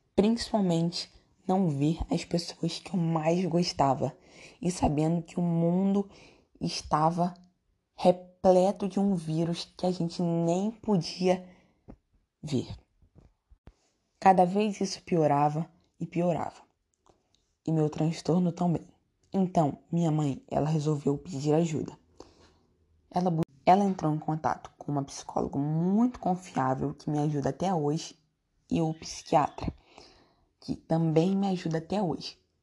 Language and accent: Portuguese; São Gonçalo, Rio de Janeiro, Brazil; also born or lived in Niterói; Sempre morei em São Gonçalo